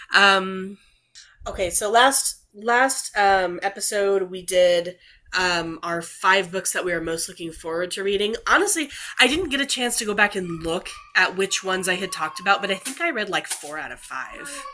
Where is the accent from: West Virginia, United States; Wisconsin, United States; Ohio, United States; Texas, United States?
Texas, United States; we're from Texas